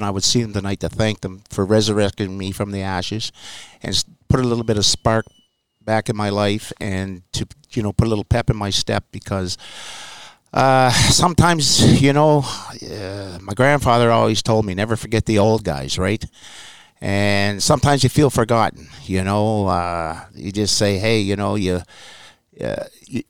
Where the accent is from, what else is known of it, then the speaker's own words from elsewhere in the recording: Nova Scotia, Canada; I come from Canada and Nova Scotia.